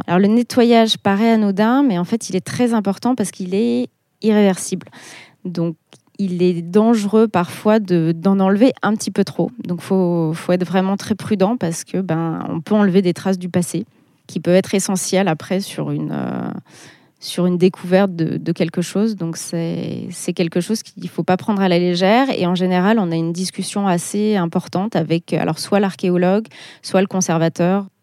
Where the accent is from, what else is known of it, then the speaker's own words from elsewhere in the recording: Clermont-Ferrand, Auvergne-Rhône-Alpes, France; moved away as an adult; also born or lived in Paris / Burgundy; je suis née à Clermont, donc je suis auvergnate, donc j'ai toujours connu euh, Gergovie